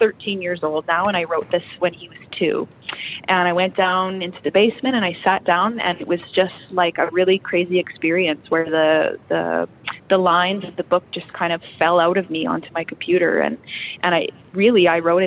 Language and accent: English; Cabri, Saskatchewan, Canada; also born or lived in Kindersley / Abbey; So I actually grew up in Cabri. This is my hometown.